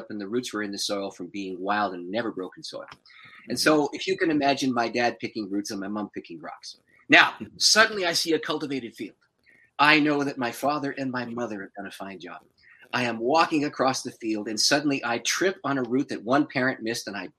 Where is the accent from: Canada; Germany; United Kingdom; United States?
Canada; St. Catharines, Ontario; now in Windsor, Canada; I'm originally from St. Catharines, which is just north of Niagara Falls.